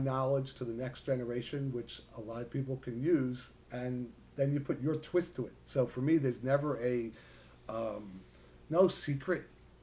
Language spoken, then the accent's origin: English; New York, United States; I'm from New York